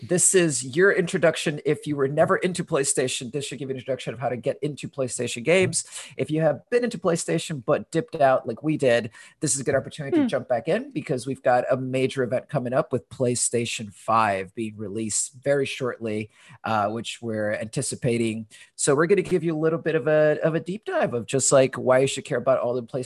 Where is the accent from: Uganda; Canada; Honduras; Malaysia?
Honduras; moved away as an adult; also born or lived in London, United Kingdom; now in Portland, United States; I was born originally in Honduras. I moved to the US when I was 18